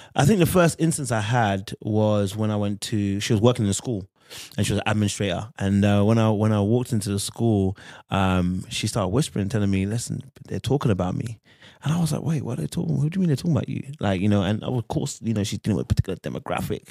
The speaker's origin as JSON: {"language": "English", "region": "London", "country": "United Kingdom", "tie": "born or raised there", "lives_now": "Birmingham, United Kingdom", "said": "I grew up in London, but I'm in, currently in Birmingham"}